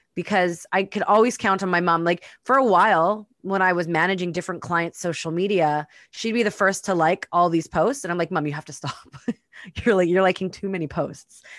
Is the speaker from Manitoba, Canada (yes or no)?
yes; Winnipeg, Manitoba, Canada; moved away; I've spent the last few weeks in my hometown, Winnipeg, Manitoba